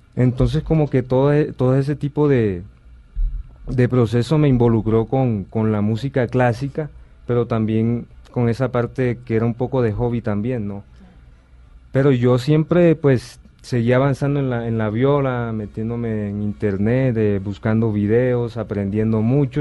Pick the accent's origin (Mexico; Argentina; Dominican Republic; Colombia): Colombia; Sincelejo, Sucre; yo eh, pues nací en Cincelejo, Sucre